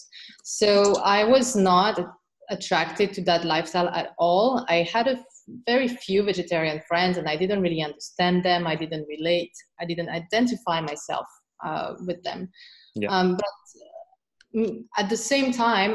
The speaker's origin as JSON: {"language": "English", "country": "France", "also_born_or_lived": "Beijing, China / Shanghai, China / Hong Kong", "moved": "as an adult", "lives_now": "Singapore", "said": "I'm originally from France"}